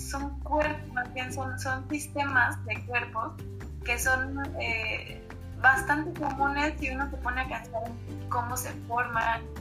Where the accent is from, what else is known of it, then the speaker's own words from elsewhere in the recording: Mexico City, Mexico; Entonces, bueno, yo soy de la Ciudad de México y como una gran ciudad, la contaminación lumínica aquí es muy fuerte.